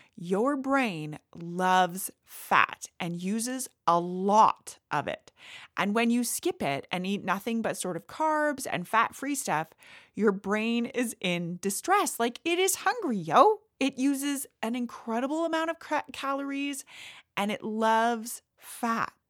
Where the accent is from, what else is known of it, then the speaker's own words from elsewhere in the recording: Canada; I am Canadian